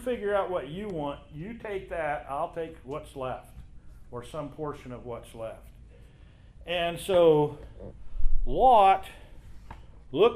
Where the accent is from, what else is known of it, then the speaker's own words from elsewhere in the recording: Kansas River Valley, United States; I grew up in the Kansas River Valley